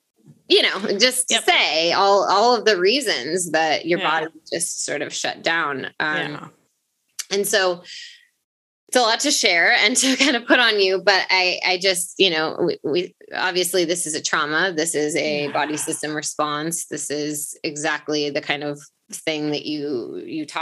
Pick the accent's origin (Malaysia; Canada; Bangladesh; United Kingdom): United Kingdom; England; we were raised in England